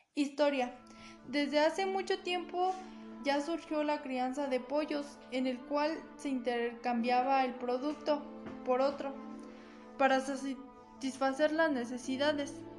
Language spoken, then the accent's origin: Spanish; San Pedro del Alto, State of Mexico, Mexico; Soy de San Pedro del Alto, municipio de San Felipe del Progreso